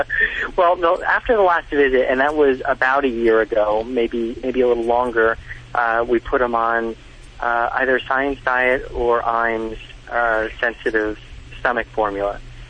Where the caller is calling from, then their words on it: Caldwell, New Jersey, United States; I'm calling from Caldwell, New Jersey.